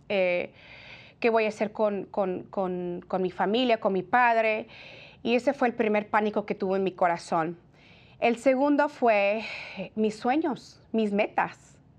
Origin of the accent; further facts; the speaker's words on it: California, United States; yo soy nacida en California. Mis padres son de México, son inmigrantes eh, de, México, del estado de Jalisco